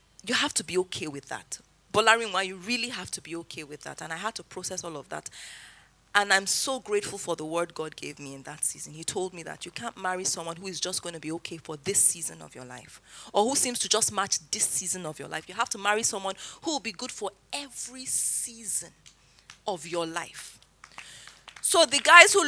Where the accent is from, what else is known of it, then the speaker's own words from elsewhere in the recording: Zaria, Kaduna State, Nigeria; moved away as an adult; also born or lived in Lagos; I grew up in Zaria, came to Lagos for service year, NYSC